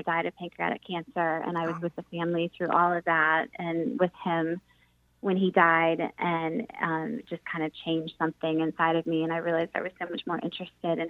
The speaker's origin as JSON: {"language": "English", "town": "St. Petersburg", "region": "Florida", "country": "United States", "tie": "born or raised there", "moved": "as an adult", "lives_now": "Raleigh, United States", "said": "growing up in St. Petersburg, Florida"}